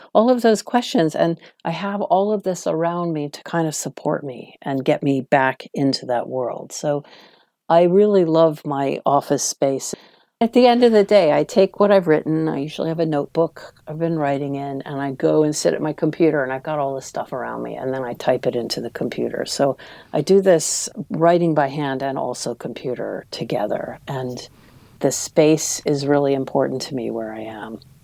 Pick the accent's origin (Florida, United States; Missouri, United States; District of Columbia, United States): District of Columbia, United States; Washington; moved away as an adult; now in London, United Kingdom; I was from Washington, D.C., which is a much calmer, smaller town compared to New York